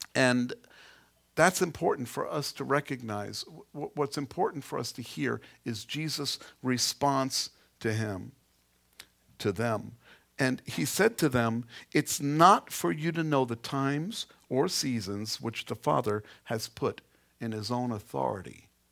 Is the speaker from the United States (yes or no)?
yes; New York City, New York, United States; I come from Queens